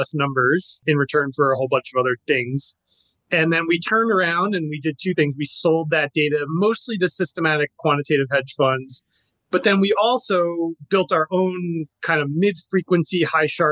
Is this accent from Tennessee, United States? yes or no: no; New York, United States; moved away; I'm originally from New York. Grew up surfing out on Fire Island